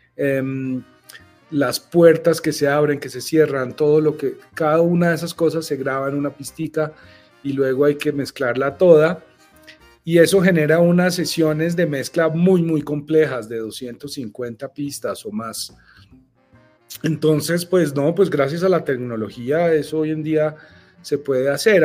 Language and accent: Spanish; Bogotá, Colombia; yo soy un bogotano aquí de las montañas y del frío